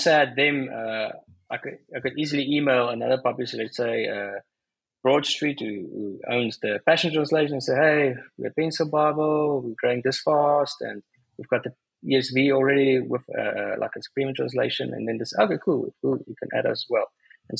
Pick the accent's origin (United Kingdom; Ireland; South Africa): South Africa; I'm South African